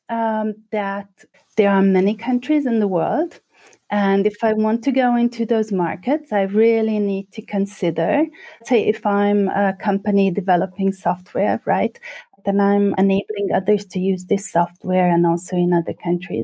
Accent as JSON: {"language": "English", "region": "Budapest", "country": "Hungary", "moved": "yes", "said": "I'm originally from Budapest, Hungary"}